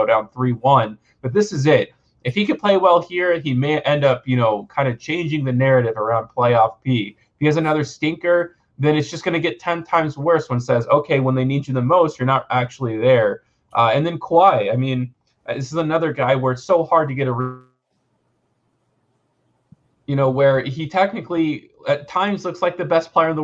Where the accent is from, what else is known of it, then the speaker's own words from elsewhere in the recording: Memphis, Tennessee, United States; I'm from Memphis, Tennessee, so I've seen it almost my entire life